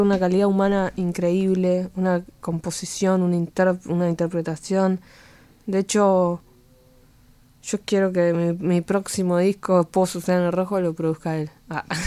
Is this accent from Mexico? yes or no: no; Buenos Aires, Argentina; Yo nací al, eh, enfrente de la estación. y, mi colegio eh, es enfrente, o sea, hice toda la primaria en un colegio del otro lado de la estación